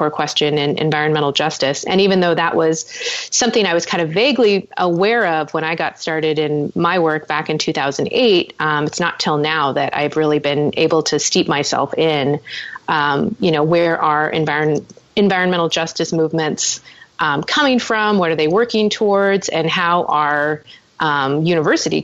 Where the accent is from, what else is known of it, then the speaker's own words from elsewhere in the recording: Orange County, California, United States; now in Los Angeles, United States; I'm from Orange County, which is where UC Irvine is located